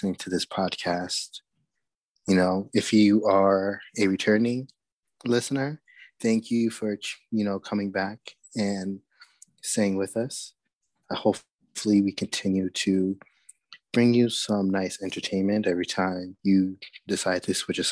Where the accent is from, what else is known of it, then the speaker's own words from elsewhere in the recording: New York City, New York, United States; I'm from Brooklyn